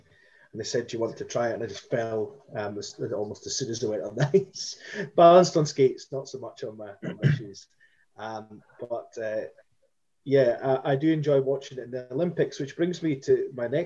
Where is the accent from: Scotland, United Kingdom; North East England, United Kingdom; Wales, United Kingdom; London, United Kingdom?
Scotland, United Kingdom; Perth; also born or lived in Edinburgh; when I was wee, I grew up in Perth